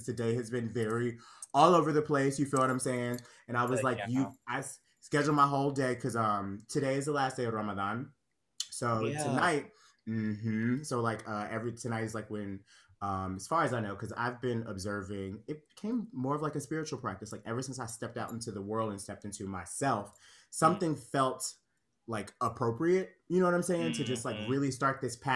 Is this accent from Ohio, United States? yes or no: no; Conyers, Georgia, United States; moved away as an adult; also born or lived in Pittsburgh; now in New York, United States; I'm a Conyers girl. I was raised in Conyers, Georgia.